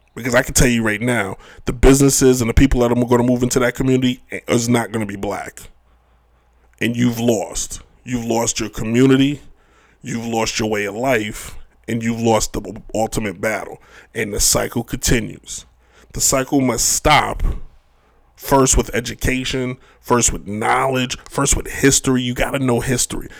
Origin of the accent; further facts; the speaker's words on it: United States; as an American